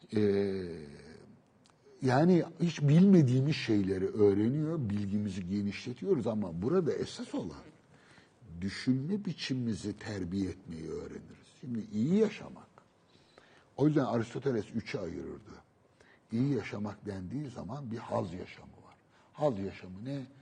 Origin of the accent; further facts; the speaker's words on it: Istanbul, Turkey; Beşiktaş benim doğup büyüdüğüm yer. Yani doğup değil ama büyüdüğüm yer. Çocukluğumun geçtiği yer.